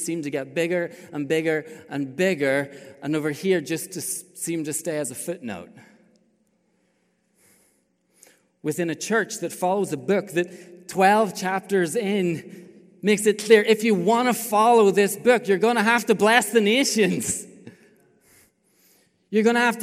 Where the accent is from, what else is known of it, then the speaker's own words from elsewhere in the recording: Ireland; moved away as an adult; also born or lived in China; I grew up in Ireland